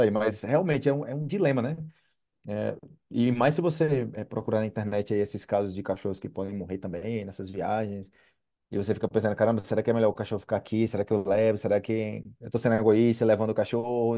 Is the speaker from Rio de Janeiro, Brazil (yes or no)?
no; Campina Grande, Paraíba, Brazil; moved away; eu sou de Campina Grande